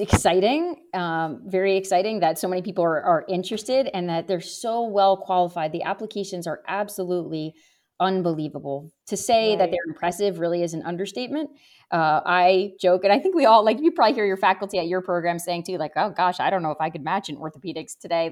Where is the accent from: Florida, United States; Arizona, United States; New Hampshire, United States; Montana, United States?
New Hampshire, United States; New London; also born or lived in Nashua, New Hampshire / Rochester, New York; I grew up in New Hampshire. I was actually born in southern New Hampshire in a town called Nashua, which is pretty close to Massachusetts. But really, I grew up in New London, New Hampshire, which is in the center of the state